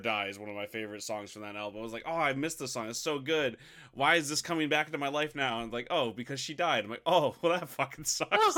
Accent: United States; I'm, I'm American trash

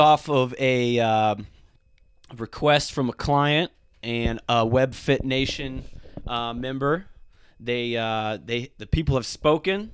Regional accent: South Florida, United States; moved away; I'm originally from South Florida

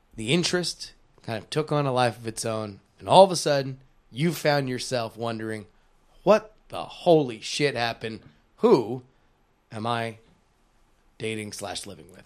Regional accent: South Florida, United States; my town where I grew up in South Florida

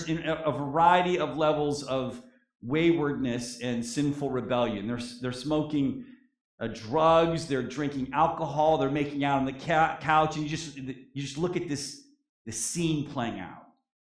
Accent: Erie, Pennsylvania, United States; In my church growing up in the Erie Church of Christ in Pennsylvania

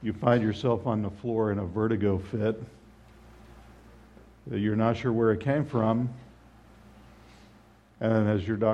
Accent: Southwest Florida, United States; I grew up in Southwest Florida, but my parents were Midwesterners

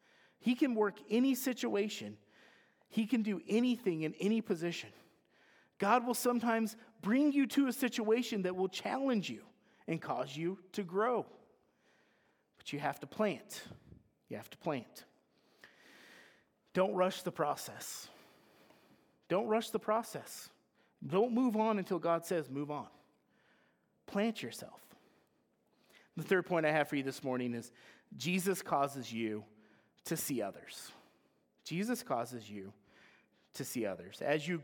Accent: Idaho, United States; When I was growing up in the Silver Valley

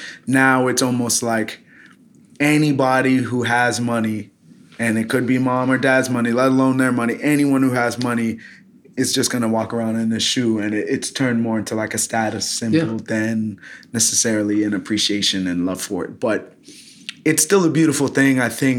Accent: Fort Lauderdale, Florida, United States; also born or lived in New York / Los Angeles / Philadelphia; I was born in New York. I moved to Los Angeles at 3, got hit with a huge earthquake, moved to Fort Lauderdale at 9, did pretty much end of elementary, middle school and high school in Florida, graduated high school in Florida at 18

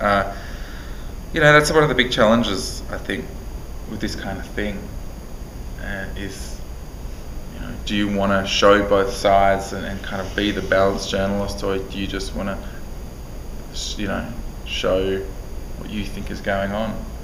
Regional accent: Australia; being an Australian

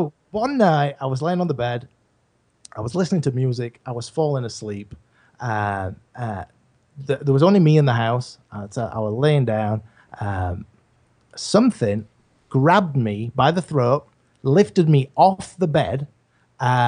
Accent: England, United Kingdom; I'm from England.

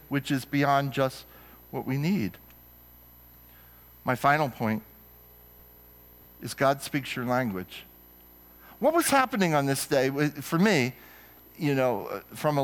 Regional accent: New Jersey, United States; I grew up in New Jersey

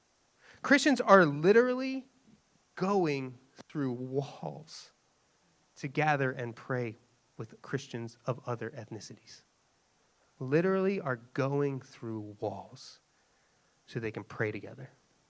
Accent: Philadelphia, Pennsylvania, United States; I'm from Philly.

